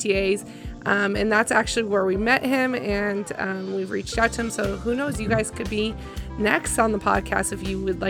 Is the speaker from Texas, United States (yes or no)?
no; California, United States; I grew up in California.